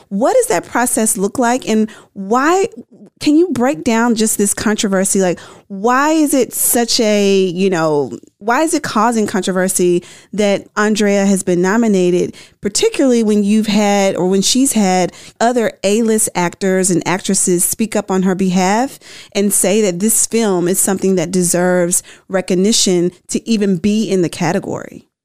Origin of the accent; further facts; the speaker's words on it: Memphis, Tennessee, United States; moved away; I'm from Memphis originally.